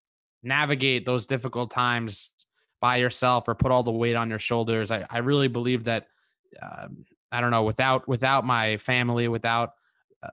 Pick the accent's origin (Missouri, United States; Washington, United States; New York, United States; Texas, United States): New York, United States; I grew up in New York